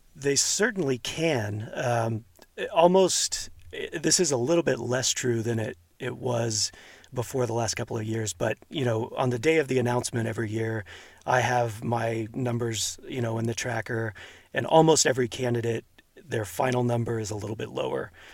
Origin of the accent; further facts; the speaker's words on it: outside of Houston, Texas, United States; now in Hercules, United States; I grew up outside of Houston